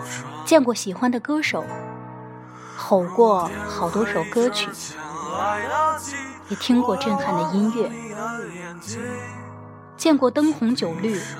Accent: Shandong, China; now in Tianjin, China; 我是山东人，但是生活在天津。然后今年考试考的是山东试卷。

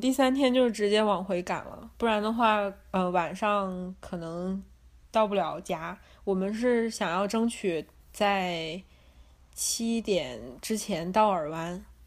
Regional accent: Northeast China, China; moved away as an adult; now in Los Angeles, United States; 我是东北人嘛

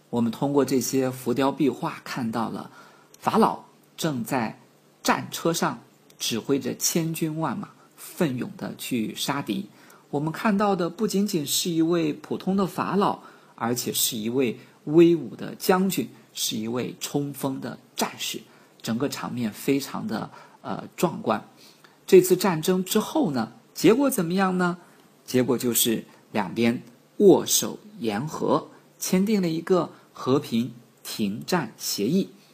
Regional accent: China; 我们几个来自于中国的朋友

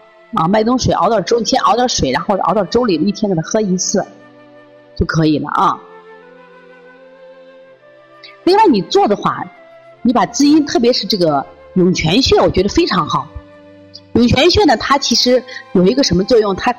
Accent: Shaanxi, China; 你像我们陕西人这样吃行不行？不行。那么，让广东人喝这个加多宝没问题，像我们这个北方人就不要喝了。

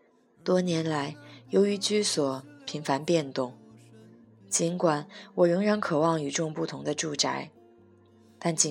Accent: Vancouver, British Columbia, Canada; 这一期的古物最长的章节便给了我的故乡温哥华

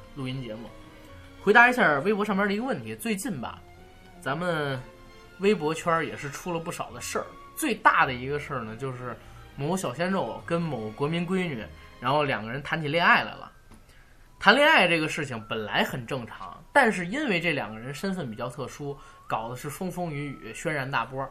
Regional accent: Beijing, China; 我们北京叫切啊

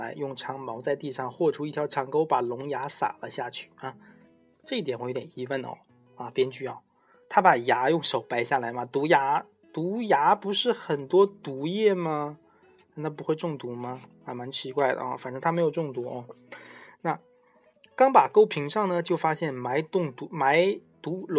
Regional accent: Taiwan; 前面听过一些故事的人应该这个知道我，我是台湾人哦，

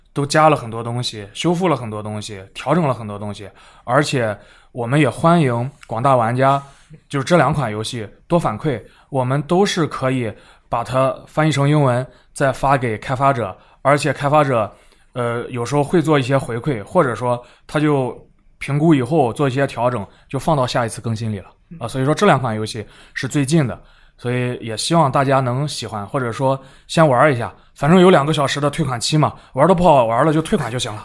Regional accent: China; 来自中国

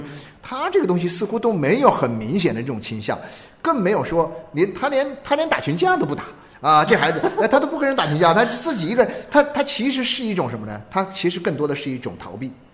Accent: China; 在我们中国人的生活的语境里面

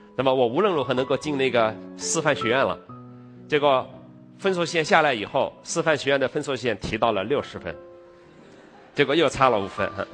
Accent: China; 我从小在农村的那种生活

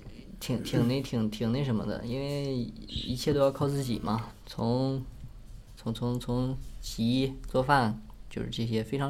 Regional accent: Northeast China, China; 一般一般这种出来开什么车啊？万一喝酒了，对不对？咱得讲究点儿，作为一个东北人。

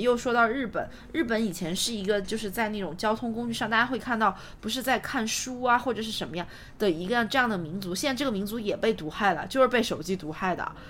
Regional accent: China; 作为中国人

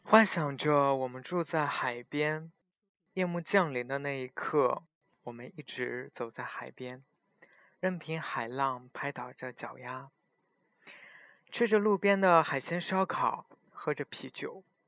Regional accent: Xinjiang, China; 从小生活在新疆，所以长这么大没有怎么见过海

